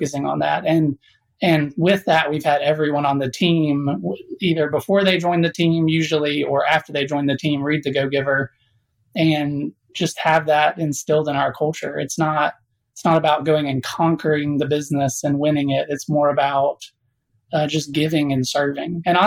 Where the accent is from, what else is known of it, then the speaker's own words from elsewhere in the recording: South Alabama, United States; I was born in South Alabama